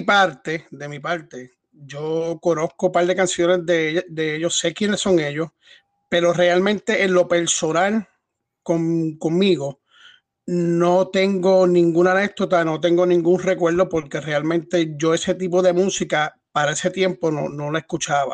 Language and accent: Spanish; Puerto Rico; No solamente de Puerto Rico, somos puertorriqueños